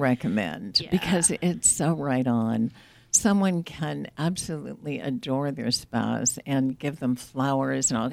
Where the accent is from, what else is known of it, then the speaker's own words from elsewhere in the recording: New England, United States; moved away as an adult; I grew up in New England. I was a military wife, traveled all over.